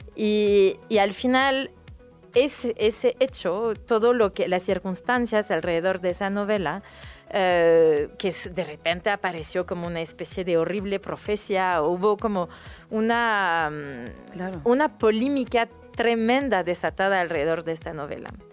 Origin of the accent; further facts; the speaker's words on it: France; accent: French; Spanish is a second language; now in Mexico; por mi acento ya saben que soy francesa